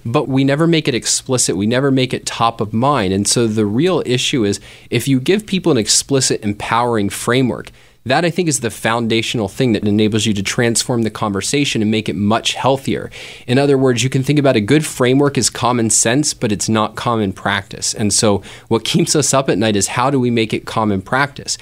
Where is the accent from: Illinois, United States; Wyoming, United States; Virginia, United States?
Virginia, United States; Fairfax County; now in Greater Philadelphia, United States; I grew up in Fairfax County, which is a suburb of Washington, D C